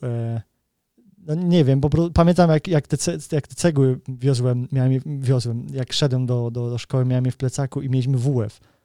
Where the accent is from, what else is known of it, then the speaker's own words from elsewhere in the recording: Kraków, Lesser Poland, Poland; now in United Kingdom; wychowywałem się w patologicznej rodzinie w Krakowie